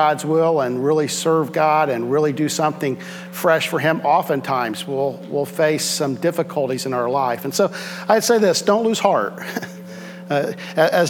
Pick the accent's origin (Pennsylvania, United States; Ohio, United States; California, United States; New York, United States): Ohio, United States; Southwest; I'm in from Southwest Ohio